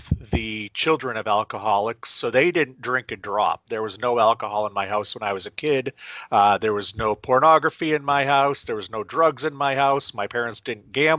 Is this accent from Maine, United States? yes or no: yes; central Maine, United States; also born or lived in Tokyo, Japan; I grew up in central Maine